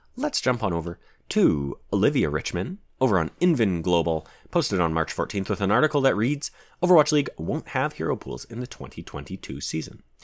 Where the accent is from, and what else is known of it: Canada